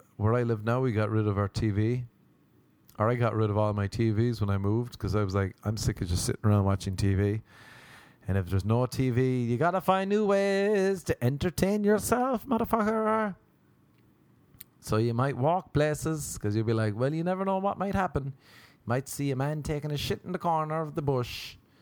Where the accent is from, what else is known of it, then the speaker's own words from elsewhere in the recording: Ireland; moved away; I was from Ireland